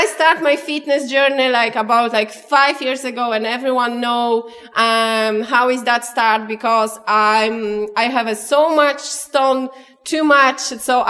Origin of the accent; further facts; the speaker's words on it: Poland; now in Clonmel, Ireland; I'm from Poland.